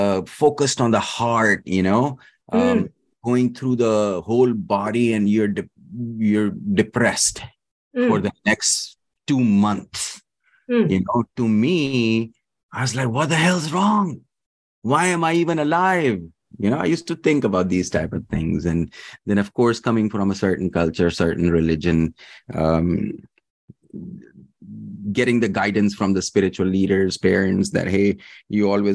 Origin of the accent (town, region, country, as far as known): Dubai, United Arab Emirates; born or raised there; also born or lived in Pakistan; now in Kentucky, United States